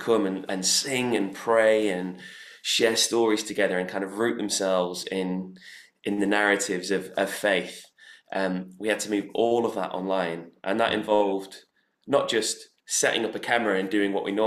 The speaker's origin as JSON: {"language": "English", "town": "Manchester", "region": "North West England", "country": "United Kingdom", "tie": "born or raised there", "moved": "yes", "lives_now": "London, United Kingdom", "said": "my experience growing up in Manchester"}